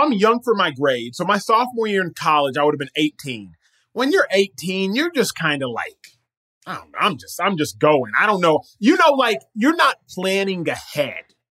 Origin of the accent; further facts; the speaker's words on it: Dallas, Texas, United States; I was born and raised in Dallas, Texas